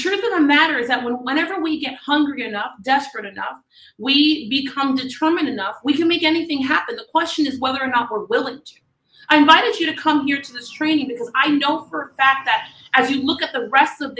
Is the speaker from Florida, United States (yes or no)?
yes; Miami, Florida, United States; I'm from Miami, Florida